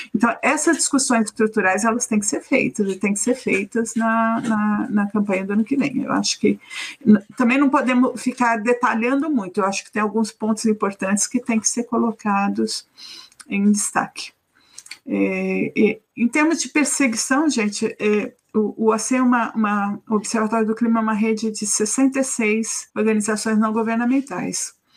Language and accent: Portuguese; São Paulo, Brazil; Minha, minha família é de Manaus, sou nascida de São Paulo